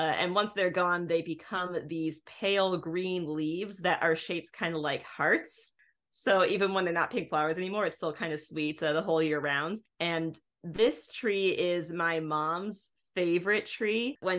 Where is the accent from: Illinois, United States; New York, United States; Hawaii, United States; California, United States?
Illinois, United States; I come from Illinois originally.